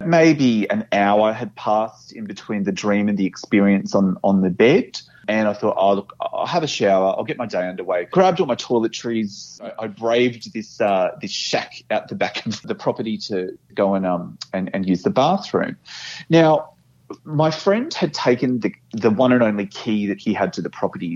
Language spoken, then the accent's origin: English; Brisbane, Queensland, Australia; now in Melbourne, Australia; I live in Melbourne and I, am permanently based here, and I, I love Melbourne. Um, but I, I grew up in Brisbane